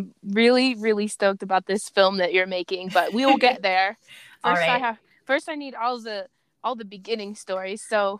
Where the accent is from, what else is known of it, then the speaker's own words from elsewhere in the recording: suburbs of Baltimore, Anne Arundel County, Maryland, United States; also born or lived in Fairfax, Virginia; I was actually born in Fairfax. But I was raised on below suburbs of Baltimore